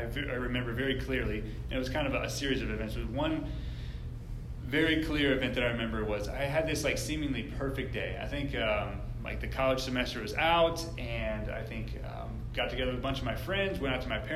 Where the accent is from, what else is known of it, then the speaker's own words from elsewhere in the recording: Woodstock, Georgia, United States; I grew up in Woodstock, and I went to college at Kennesaw State